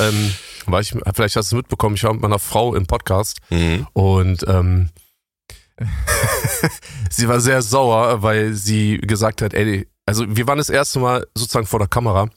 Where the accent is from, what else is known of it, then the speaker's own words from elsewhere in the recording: Berlin, Germany; also born or lived in Bonn; Ich bin in Bonn geboren, bin aber mhm. im Säuglingsalter nach West-Berlin gekommen